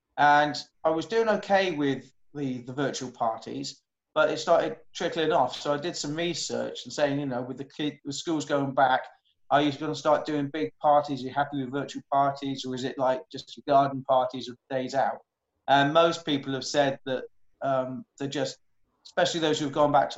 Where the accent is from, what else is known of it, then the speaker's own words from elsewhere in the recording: Welsh, Wales, United Kingdom; moved away; Not that I am Welsh originally